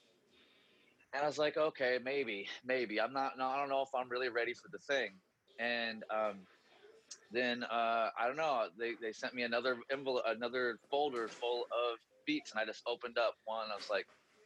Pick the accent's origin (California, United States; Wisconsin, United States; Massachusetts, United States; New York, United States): California, United States; Chico; also born or lived in Los Angeles; I'd recently moved back from LA back to kind of my hometown of Chico area, Northern California